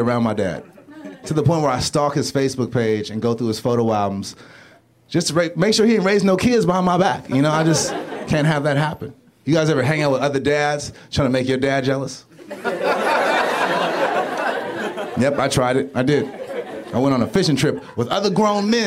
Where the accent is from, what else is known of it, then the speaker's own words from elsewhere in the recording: Los Angeles, California, United States; I'm from South Central, Stocker and Crenshaw.